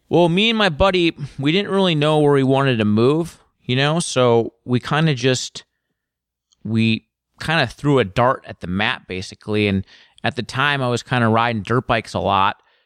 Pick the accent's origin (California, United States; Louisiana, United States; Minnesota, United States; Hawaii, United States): Minnesota, United States; Woodbury; moved away as an adult; also born or lived in Chicago, Illinois; now in Portland, United States; I spent most of my, you know, youth in Minnesota. And I just lived there from probably the time I was six to twenty-three.